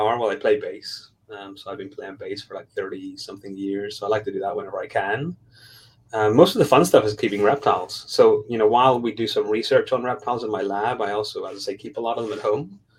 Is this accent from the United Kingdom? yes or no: yes; Belfast, Northern Ireland, United Kingdom; moved away as an adult; also born or lived in Raleigh, North Carolina; now in Tulsa, United States; I'm from Belfast, Northern Ireland. I'm not from the US.